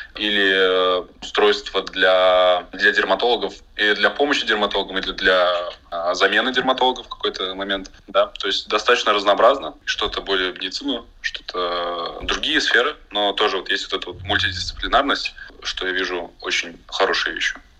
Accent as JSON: {"language": "Russian", "country": "Latvia", "said": "мы все из Латвии"}